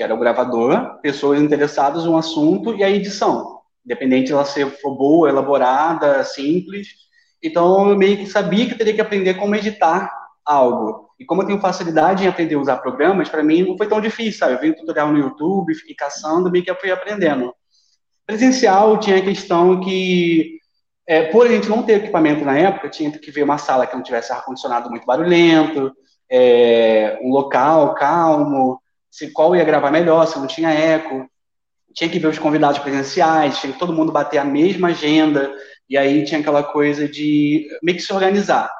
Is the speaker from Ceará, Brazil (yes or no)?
no; Niterói, Rio de Janeiro, Brazil; moved away as an adult; now in Cuiabá, Brazil; Eu, eu sou carioca, mas de Niterói